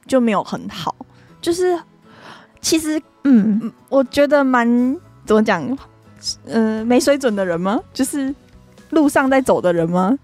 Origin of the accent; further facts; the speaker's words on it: Taiwan; 像我们台湾人都会觉得说有一部分的日本人就很喜欢台湾嘛